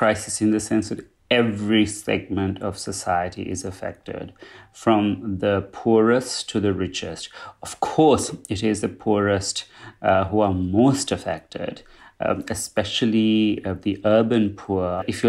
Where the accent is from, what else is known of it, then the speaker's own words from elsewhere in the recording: Colombo, Western Province, Sri Lanka; moved away as an adult; now in Galle, Sri Lanka; I'm originally from Colombo, but when the COVID pandemic started, I moved to a village in Gaul where my partner lives and where we have a house in.